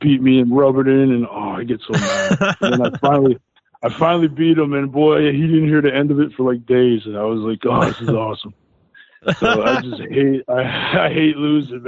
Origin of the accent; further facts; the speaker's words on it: Coaldale, Pennsylvania, United States; the Angela Theater in Coaldale. That's my hometown theater.